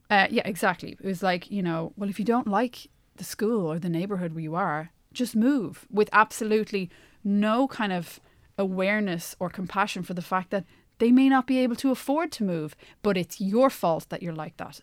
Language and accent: English; Ireland; accent: Irish; moved away as an adult; also born or lived in United States; my Irish accent